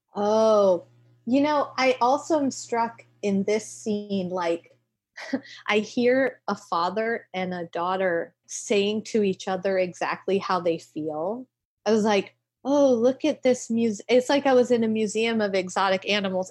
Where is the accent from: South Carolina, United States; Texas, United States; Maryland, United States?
South Carolina, United States; now in New York City, United States; I grew up in South Carolina